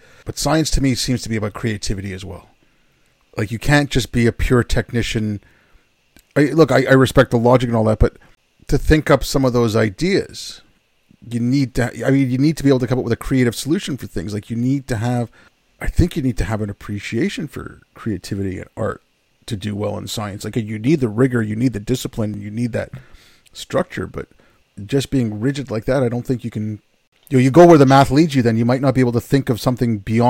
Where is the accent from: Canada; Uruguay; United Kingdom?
Canada; I'm a brown guy. You know, I grew up in Canada.